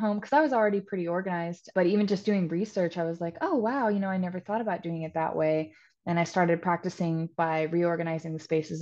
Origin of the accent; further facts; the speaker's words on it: Topeka, Kansas, United States; moved away as an adult; now in Wilmington, United States; I'm originally from Topeka, Kansas, but I moved to Wilmington, North Carolina about 6 years ago.